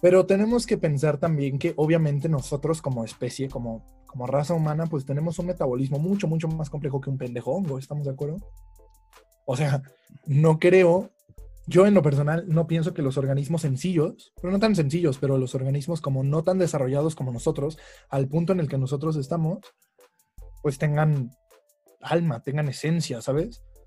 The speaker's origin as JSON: {"language": "Spanish", "country": "Mexico", "said": "nosotros como, bueno, como cultura mexicana"}